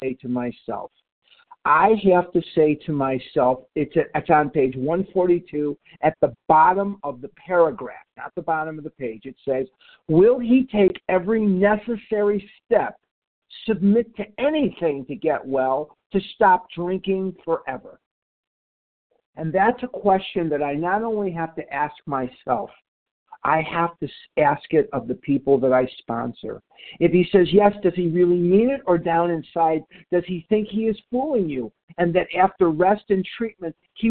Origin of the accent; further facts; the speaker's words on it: Illinois, United States; I'm not from Missouri. I'm from Illinois.